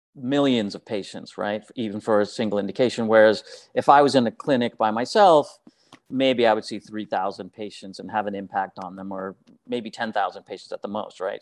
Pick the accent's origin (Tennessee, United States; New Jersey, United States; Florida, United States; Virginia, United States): New Jersey, United States; I grew up in New Jersey